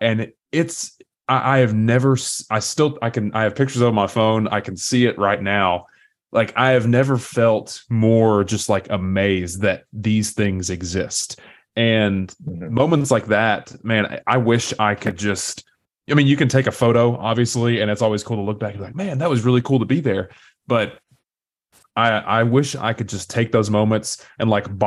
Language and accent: English; East Tennessee, United States; accent: Southern; I grew up and still live in East Tennessee. I don't know if you can tell by my accent or not. I still can't decide if I have a strong Southern accent